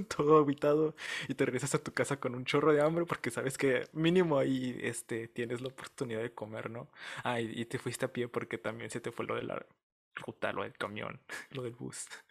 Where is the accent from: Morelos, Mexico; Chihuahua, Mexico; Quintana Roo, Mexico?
Chihuahua, Mexico; Ciudad Juárez; soy de Ciudad Juárez, Chihuahua